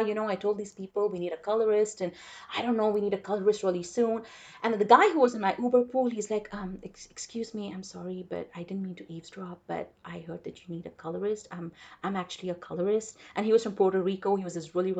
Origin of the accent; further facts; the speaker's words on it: India; first language English; moved away as an adult; also born or lived in Chicago; now in United States; growing up in India